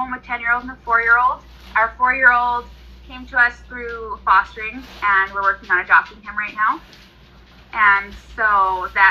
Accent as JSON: {"language": "English", "region": "Southern Alberta", "country": "Canada", "said": "I am from Southern Alberta. I live in Medicine Hat"}